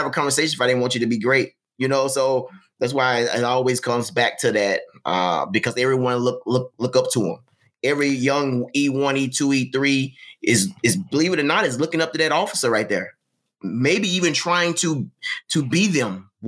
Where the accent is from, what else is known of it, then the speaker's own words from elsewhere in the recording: Mississippi, United States; moved away as an adult; I grew up in Mississippi.